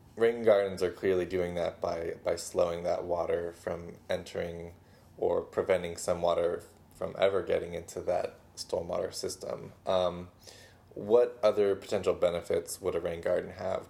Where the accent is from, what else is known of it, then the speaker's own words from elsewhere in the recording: Pasadena, California, United States; my hometown uh, Pasadena